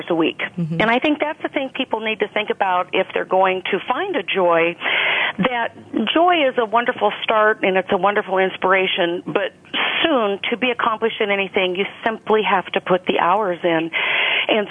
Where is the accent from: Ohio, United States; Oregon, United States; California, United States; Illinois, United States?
Oregon, United States; I was born and raised in the West, in Oregon